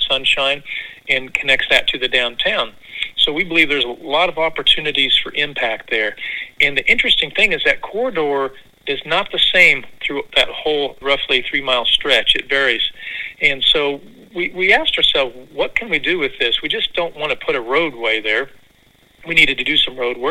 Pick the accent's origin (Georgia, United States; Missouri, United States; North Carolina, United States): Missouri, United States; moved away as an adult; also born or lived in Kansas / Stillwater, Oklahoma; now in Springfield, United States; I was able to come back to my home state in Springfield, just a couple hours from where I grew up.